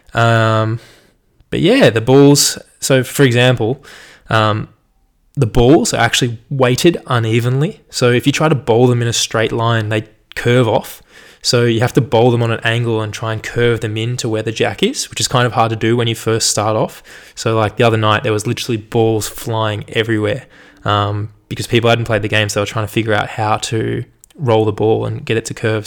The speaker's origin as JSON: {"language": "English", "country": "Australia", "accent": "general Australian", "said": "me being an Aussie and knowing some Japanese"}